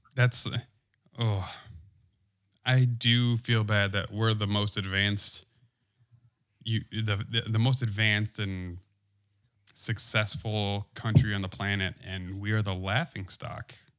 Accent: Wisconsin, United States; I'm from Wisconsin

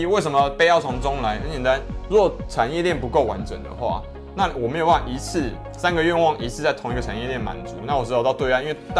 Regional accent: Taiwan; 没有，我是台湾人哦，我不是台派哦。

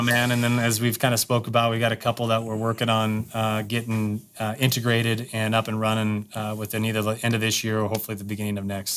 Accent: Wyoming, United States; I grew up in Wyoming

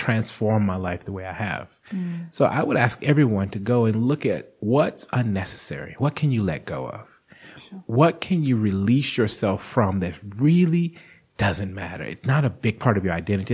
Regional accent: United States; now in South Africa; as an American

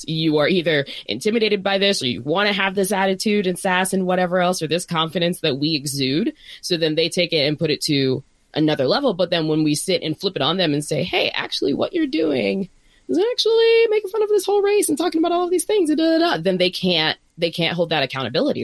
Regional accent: Northern Virginia, United States; now in Bay Area, United States; I'm from Northern Virginia

